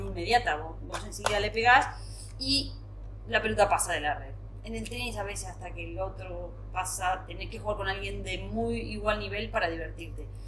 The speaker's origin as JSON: {"language": "Spanish", "town": "Paraná", "region": "Entre Ríos", "country": "Argentina", "tie": "born or raised there", "also_born_or_lived": "Buenos Aires, Argentina", "moved": "as an adult", "lives_now": "Spain", "said": "irme a vivir fuera de mi ciudad natal, en Paraná"}